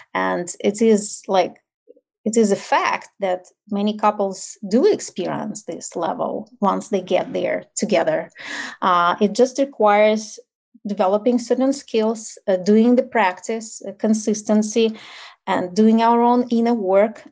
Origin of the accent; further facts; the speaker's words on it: Ukraine; English is a second language; moved away as an adult; now in United States; I grew up in like post-Soviet Ukraine